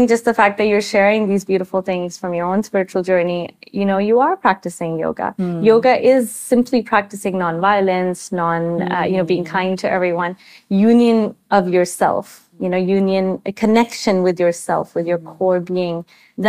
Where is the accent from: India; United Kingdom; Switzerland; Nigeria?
India; me as an Indian